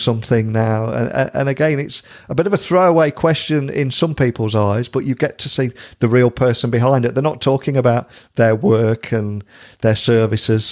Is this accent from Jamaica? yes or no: no; United Kingdom; as a Brit